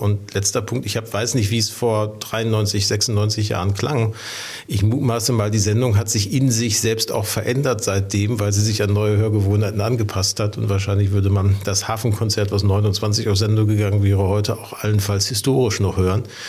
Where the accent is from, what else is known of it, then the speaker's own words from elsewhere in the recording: Ruhr area, North Rhine-Westphalia, Germany; now in Hamburg, Germany; ich bin im Ruhrgebiet groß geworden.